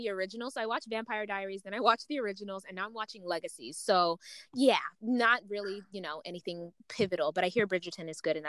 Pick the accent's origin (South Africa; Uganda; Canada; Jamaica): Uganda; because I'm from Uganda, right? I'm African.